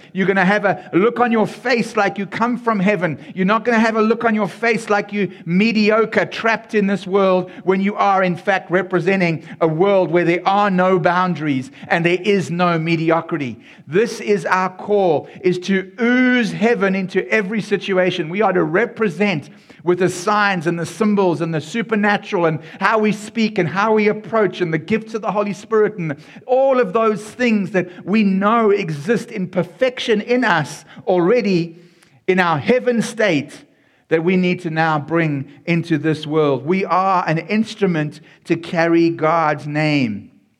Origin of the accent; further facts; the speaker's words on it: South Africa; Xhosa and Afrikaans so that you could get a feeling of the language and the culture and being in my home country.